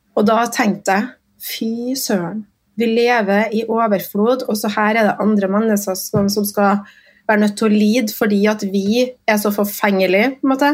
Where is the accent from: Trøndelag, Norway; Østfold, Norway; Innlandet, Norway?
Trøndelag, Norway; Trondheim; Jeg kommer jo fra Kolstad. Jeg er stolt Kolstad-ramp.